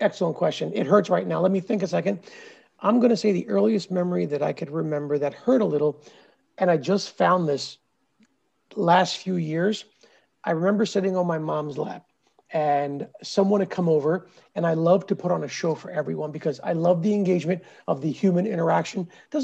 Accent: Philadelphia, Pennsylvania, United States; also born or lived in India; I was born in India, came here when I was 3 and a half or 4. So it was one of my first memories in the U.S. being raised in the suburbs of Philadelphia

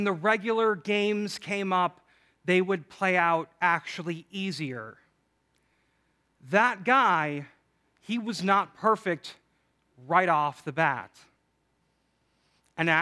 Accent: Chicago, Illinois, United States; I'm from Chicago

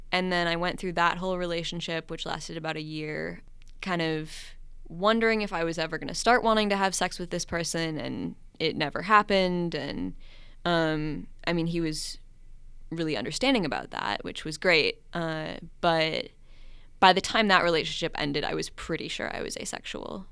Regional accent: Minnesota, United States; moved away as an adult; I am from Minnesota originally, but I went to college out of state and now I'm back.

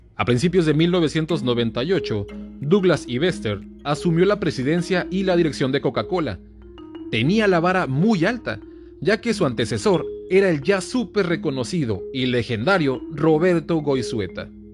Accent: Mexicali, Baja California, Mexico; soy de Mexicali, entonces, aquí Mexicali es frontera con Calexico, California

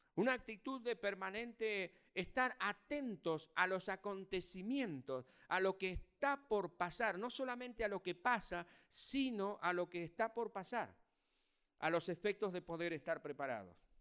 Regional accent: Argentina; como somos argentinos

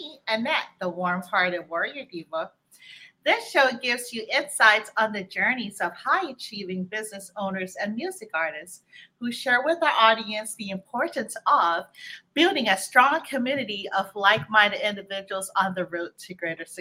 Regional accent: Guam; moved away; I'm originally from Guam

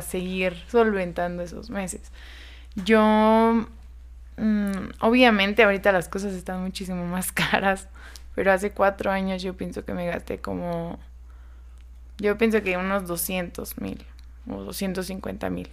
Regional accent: Guerrero, Mexico; now in Zacatecas, Mexico; yo no soy de aquí, de Zacatecas, soy de Guerrero.

